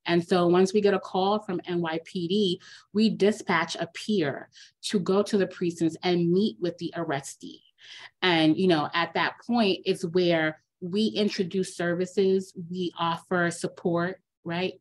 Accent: New York City, New York, United States; I grew up here in New York right? I'm a city kid

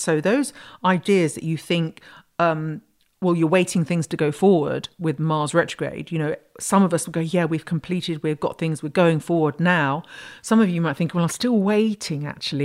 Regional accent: United Kingdom; I'm British

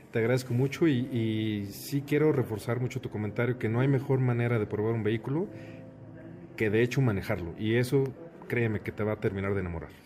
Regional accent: Mexico; nosotros como mexicanos

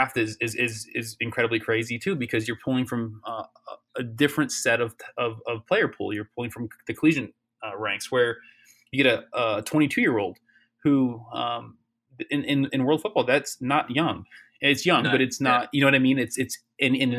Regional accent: Chicago, Illinois, United States; I'm from Chicago

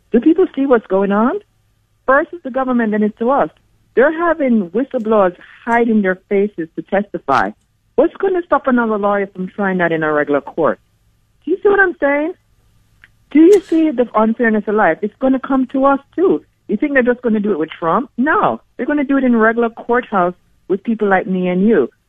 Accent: Jamaica; now in United States; I came from Jamaica and I brought my kids to a country that might end up being a socialist country.

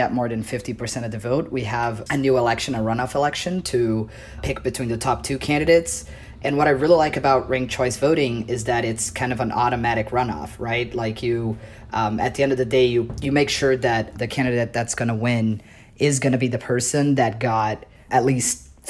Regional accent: Brazil; now in New York, United States; I am originally from Brazil. I became an American citizen fairly recently.

